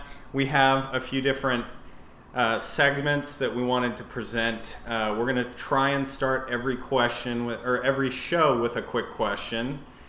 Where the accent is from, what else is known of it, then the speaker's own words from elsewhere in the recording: San Antonio, Texas, United States; now in Dallas, United States; We're both also from San Antonio.